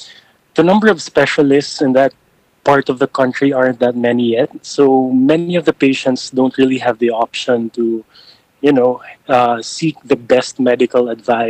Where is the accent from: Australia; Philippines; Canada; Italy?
Philippines; Mindanao, South Cotabato; moved away as an adult; now in Manila, Philippines; I grew up in Mindanao, in South Cotabato in particular, and I moved here in Manila just to study college and eventually med school.